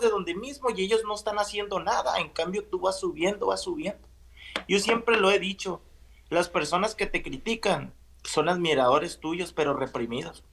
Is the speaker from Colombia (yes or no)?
no; a village near Navojoa, Sonora, Mexico; moved away; yo soy de un pueblo cerca de Navojoa, un pueblo de, ¿qué te gusta?, de mil habitantes